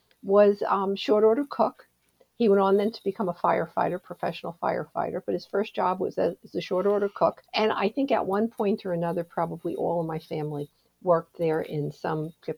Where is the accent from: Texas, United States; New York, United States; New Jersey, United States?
New Jersey, United States; I'm from New Jersey, and I'm of a certain age.